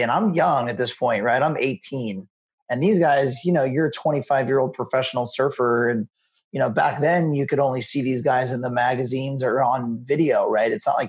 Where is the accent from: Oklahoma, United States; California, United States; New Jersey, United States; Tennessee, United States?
California, United States; Ventura; I grew up in Ventura, California, which is about 30 minutes south of Santa Barbara, here in Southern California. And, kind of growing up at the beach and picking up surfing in high school.